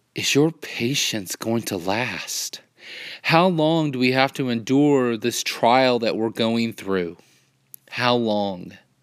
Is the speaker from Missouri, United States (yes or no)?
yes; Kansas City, Missouri, United States; I was born in Kansas City, um, on the Missouri side.